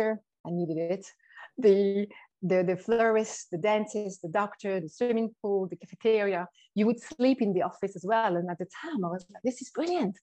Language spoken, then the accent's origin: English; Switzerland; accent: French; moved away; also born or lived in Sydney, Australia; I've got the Australian passport, as well as the Swiss, hence the French accent.